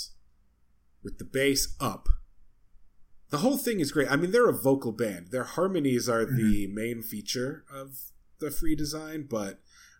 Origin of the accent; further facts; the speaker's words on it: New England, United States; I grew up in New England